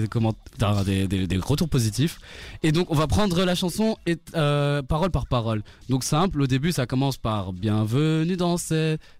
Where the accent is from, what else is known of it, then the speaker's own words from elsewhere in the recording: Brussels, Brussels-Capital Region, Belgium; 27 euh, ans, Bruxelles, voilà.